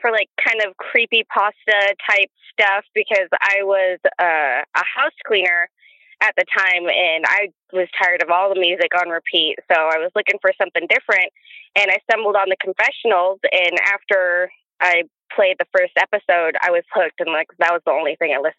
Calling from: Oregon, United States; We're in Oregon.

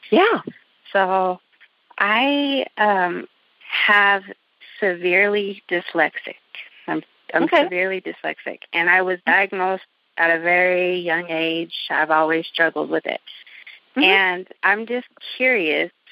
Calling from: Naperville, Illinois, United States; I'm calling from Naperville, Illinois.

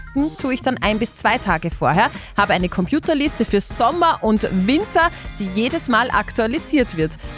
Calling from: Linz, Upper Austria, Austria; Aus Linz.

